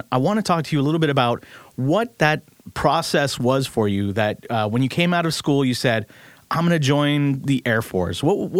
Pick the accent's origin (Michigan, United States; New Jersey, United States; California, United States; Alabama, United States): California, United States; Bay Area; I grew up in the Bay Area